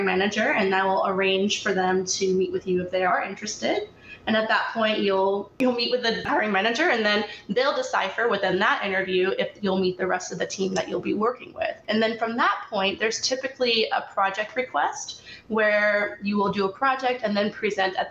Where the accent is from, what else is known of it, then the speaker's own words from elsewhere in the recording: Canton, Ohio, United States; now in Los Angeles, United States; I'm actually originally from Canton, Ohio, where I was raised by my mother